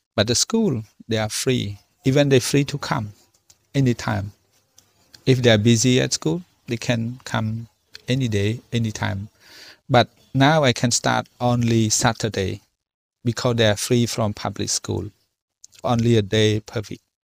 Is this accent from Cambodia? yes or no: yes; Cambodia